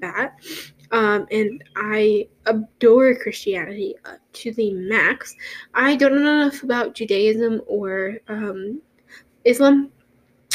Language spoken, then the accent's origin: English; Texas, United States; I live in Texas. I'm a Texan.